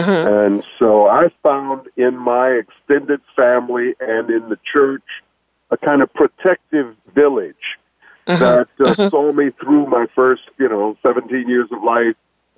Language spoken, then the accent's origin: English; Chicago, Illinois, United States; Well, a lot of people today know something about what we call the South Side of Chicago